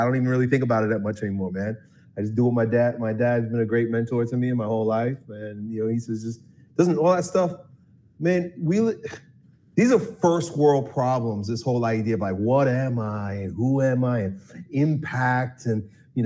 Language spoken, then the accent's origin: English; Long Island, New York, United States; I grew up in Long Island, New York, suburban New York City.